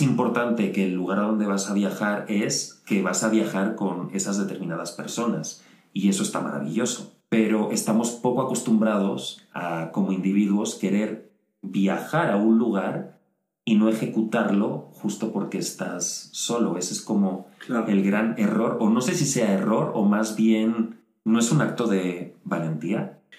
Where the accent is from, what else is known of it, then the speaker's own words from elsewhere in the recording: Spain; moved away as an adult; Yo me fui de España